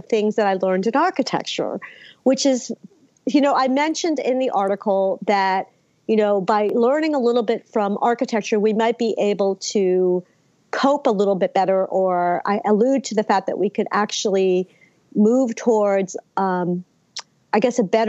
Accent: Philadelphia, Pennsylvania, United States; I'm American. I was born in Philly

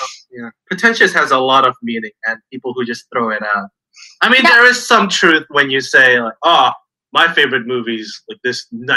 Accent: Jakarta, Indonesia; now in Australia; as Brendan said. I'm from Jakarta, Indonesia, the capital, or soon to not be capital, apparently.

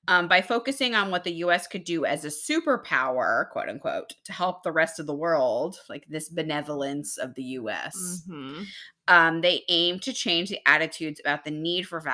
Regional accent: Texas, United States; moved away; I'm from Texas

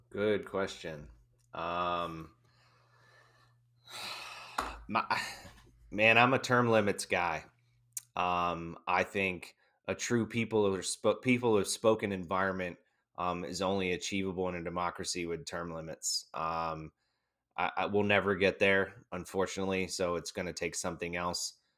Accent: United States; as an American

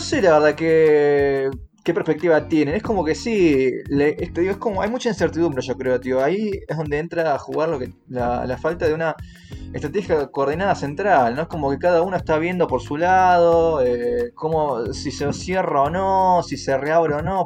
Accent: Argentina; now in Mexico

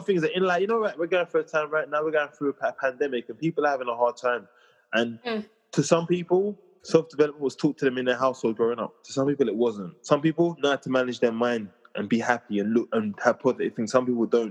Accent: London, United Kingdom; I'm from Southeast London

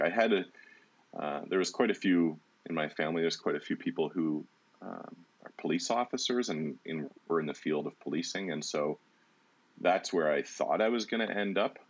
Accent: Walkerton, Ontario, Canada; also born or lived in Brantford, Ontario / Hanover, Ontario; I moved to uh, Walkerton when I was 10 years old. My mom remarried, and um, and then it was mostly like I spent my teenage years in Walkerton, Hanover area

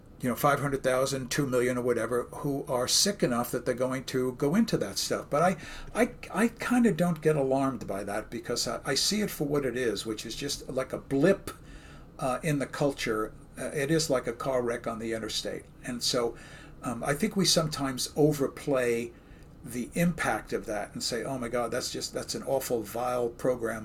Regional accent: New York City, New York, United States; Brooklyn, where I'm from

